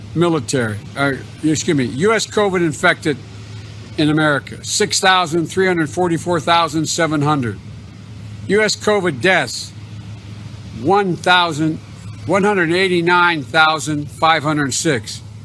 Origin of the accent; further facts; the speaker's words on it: Long Island, New York, United States; my hometown newspaper, Newsday